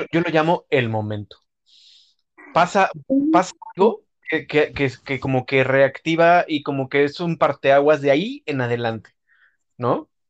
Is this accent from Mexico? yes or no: yes; Mexico; como mexicano